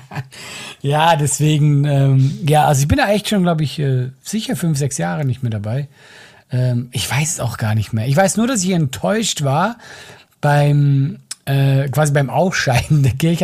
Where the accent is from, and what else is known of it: Switzerland